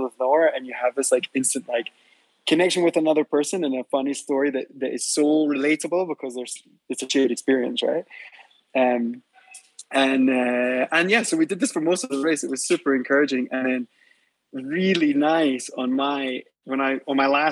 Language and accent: English; Scotland, United Kingdom; also born or lived in west coast of Canada; now in Mexico City, Mexico; I was from Scotland, but I lived on the west coast of Canada